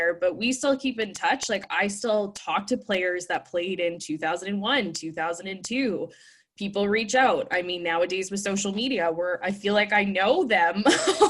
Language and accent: English; Winnipeg, Manitoba, Canada; being from, born and raised in Winnipeg